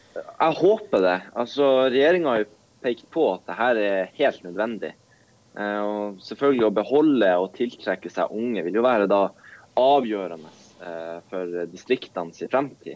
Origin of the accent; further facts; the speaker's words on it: Båtsfjord, Finnmark, Norway; Altså jeg kommer jo fra Båtsfjord, Norges fiskerihovedstad.